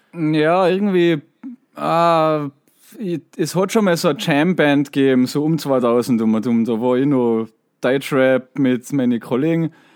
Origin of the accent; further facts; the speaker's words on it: Tyrol, Austria; ich komme aus einem Tourismusort